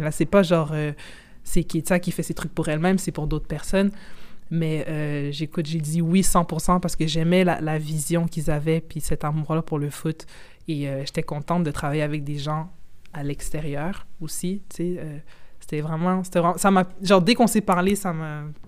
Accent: Quebec, Canada; moi, je suis canadienne, mais québécoise, mais je suis d'origine congolaise

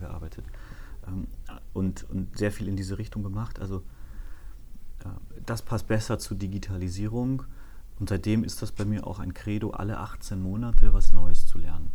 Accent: Erlangen, Bavaria, Germany; moved away; bin in Erlangen aufgewachsen, das ist in Mittelfranken.

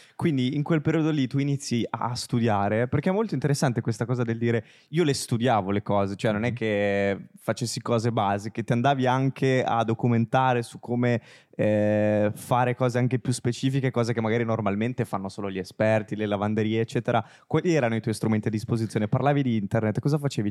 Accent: Genoa, Liguria, Italy; now in Milan, Italy; entrambi siamo genovesi

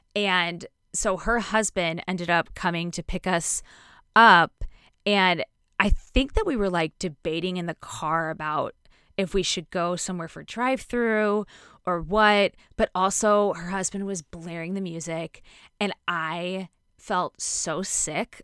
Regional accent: Connecticut, United States; growing up in Connecticut

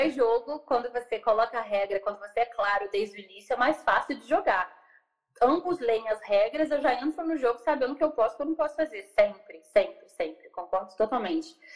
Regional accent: São Lourenço, Minas Gerais, Brazil; also born or lived in Juiz de Fora / Rio de Janeiro; eu sou de São Lourenço, eu sou do sul de Minas, eu sou do interior é, fiz faculdade primeiro, morei em Juiz de Fora, e depois fui para o Rio.

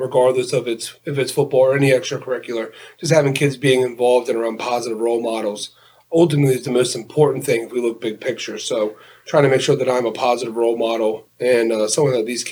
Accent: Collegeville, Pennsylvania, United States; growing up in Collegeville, big Philadelphia, everything fan.

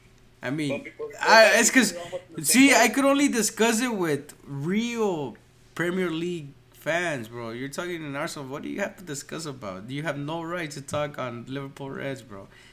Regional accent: Guatemala; also born or lived in Central America; I'm from Guatemala

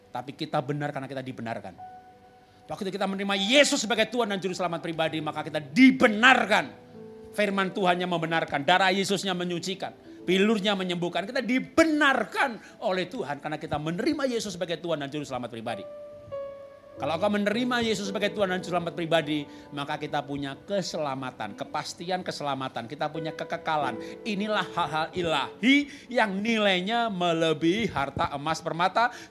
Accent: Java, Indonesia; Dulu saya bukan orang Kristen, orang Jawa.

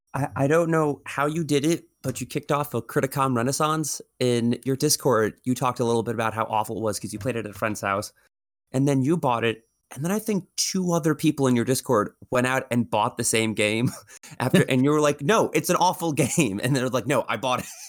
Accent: New York, United States; I'm from New York

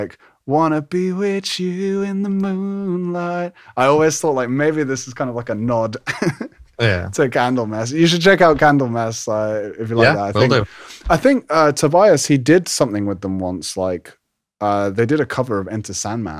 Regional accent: London, United Kingdom; moved away as an adult; now in Harrogate, United Kingdom; I live in Yorkshire, but I'm actually from London originally.

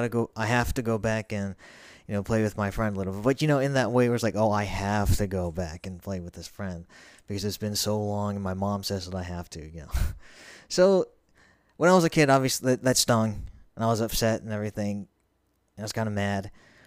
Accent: Montgomery, Alabama, United States; born there; also born or lived in Mountain Home, Idaho; a very long time ago in a state very far away, Alabama, to be specific, I was born in Montgomery. And then we moved roughly a week or two after that out to a mountain home in Idaho.

